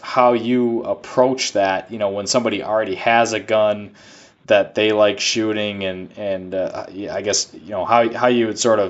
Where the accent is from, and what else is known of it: United States